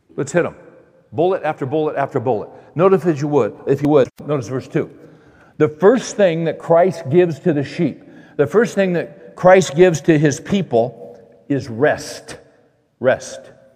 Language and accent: English; Bakersfield, California, United States; I grew up in Bakersfield, California